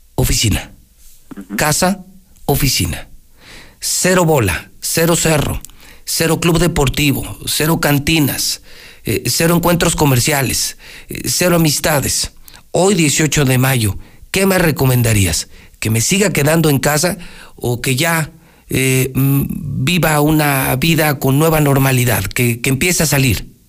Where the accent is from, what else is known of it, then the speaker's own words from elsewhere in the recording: Aguascalientes, Mexico; mi tierra